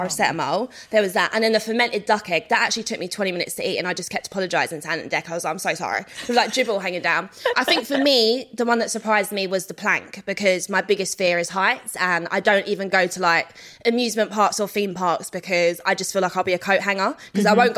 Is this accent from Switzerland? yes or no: no; London, United Kingdom; I'm from South London